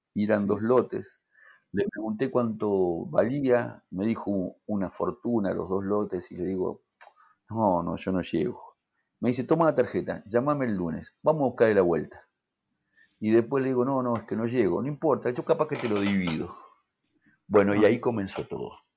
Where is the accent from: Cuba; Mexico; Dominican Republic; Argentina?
Argentina; Mendoza; moved away as an adult; yo vine de Mendoza, me vine solo